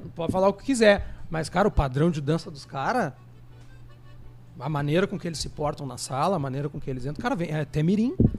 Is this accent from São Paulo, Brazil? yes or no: no; Rio Grande do Sul, Brazil; nós somos gaúchos